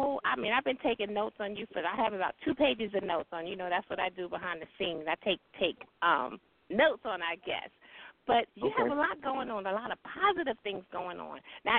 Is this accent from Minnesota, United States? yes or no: no; Alabama, United States; you say you're from Alabama. That's actually my hometown as well.